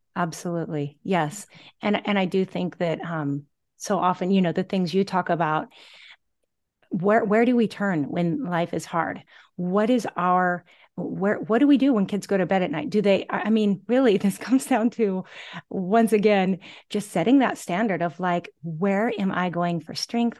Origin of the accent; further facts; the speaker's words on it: Gig Harbor, Washington, United States; moved away as an adult; now in Oahu, United States; I'm originally from the Pacific Northwest, My hometown is Gig Harbor, Washington